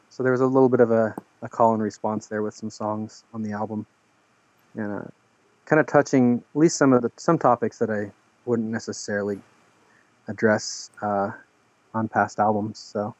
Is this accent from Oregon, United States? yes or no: yes; Oregon, United States; I'm from Oregon